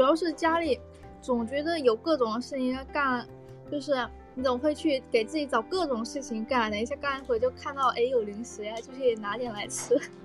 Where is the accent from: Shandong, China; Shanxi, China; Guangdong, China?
Guangdong, China; Shantou; accent: Guangdong accent; 我是潮汕那边的嘛